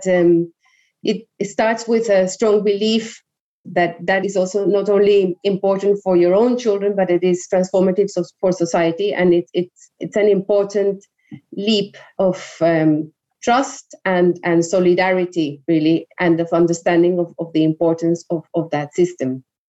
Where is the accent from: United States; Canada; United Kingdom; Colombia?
Colombia; English is a second language; As I said, I learned English. The majority of others in Colombia who wouldn't have access to that don't have that opportunity.